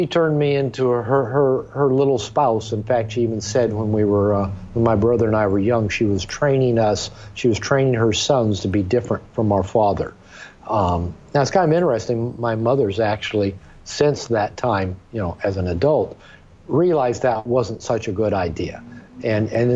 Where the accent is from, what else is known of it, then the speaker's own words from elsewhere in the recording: Seattle, Washington, United States; moved away as an adult; now in Puerto Vallarta, Mexico; I'm a native of Seattle, Washington, and when I was growing up in the Seattle area